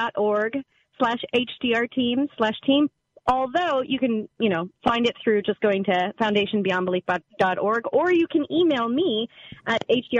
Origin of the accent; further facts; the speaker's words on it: the South, United States; I came from the South.